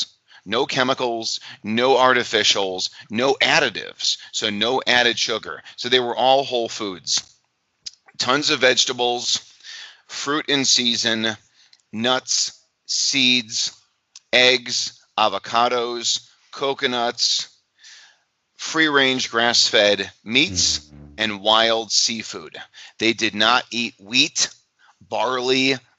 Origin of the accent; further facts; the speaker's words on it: Illinois, United States; my home state, in Illinois, in the United States